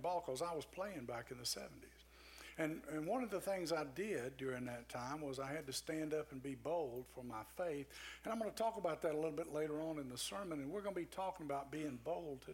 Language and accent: English; Tennessee, United States; I'm from Tennessee.